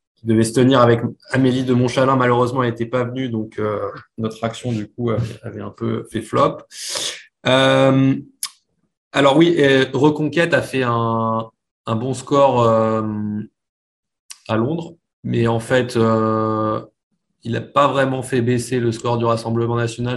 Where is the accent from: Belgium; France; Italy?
France; Paris, Île-de-France; moved away as an adult; also born or lived in United States / Hong Kong; now in London, United Kingdom; je suis originaire de Paris